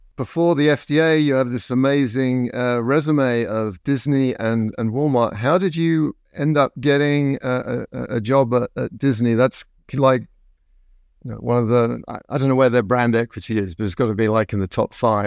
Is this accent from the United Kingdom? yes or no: yes; England, United Kingdom; moved away as an adult; now in United States; when I grew up, um, in the seventies in England